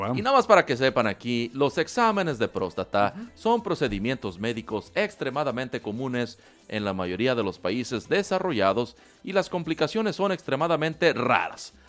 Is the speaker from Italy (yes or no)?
no; Mexico; cómo somos los mexicanos